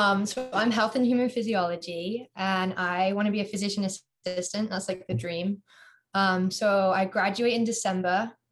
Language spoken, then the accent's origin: English; England, United Kingdom; accent: American; now in Iowa City, United States; So I pretty much basically sound American. A lot of teachers have no idea I'm from England.